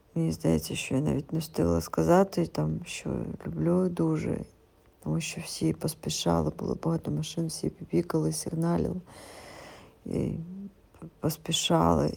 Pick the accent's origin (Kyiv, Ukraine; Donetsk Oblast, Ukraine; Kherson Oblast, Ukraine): Kyiv, Ukraine; я із Києва